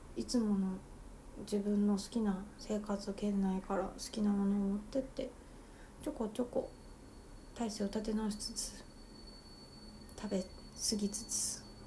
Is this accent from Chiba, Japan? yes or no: no; Tokyo, Japan; 私はずっと東京生まれなので